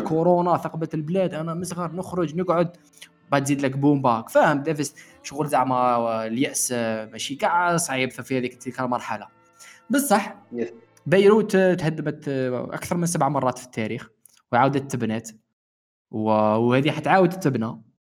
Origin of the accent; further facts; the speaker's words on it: Algeria; moved away as an adult; also born or lived in Beirut, Lebanon; زدت في الجزائر كبرت في الجزائر